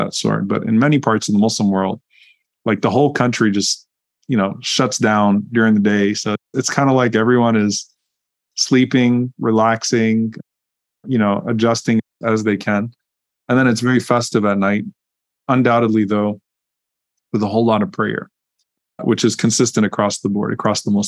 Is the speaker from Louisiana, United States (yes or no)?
yes; Louisiana, United States; I grew up in Louisiana